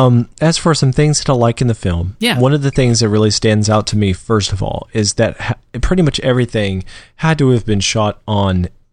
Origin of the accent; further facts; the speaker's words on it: Georgia, United States; I was brought up in Georgia, and so I'm not, going to claim that, biscuits and gravy and grits are the best things on earth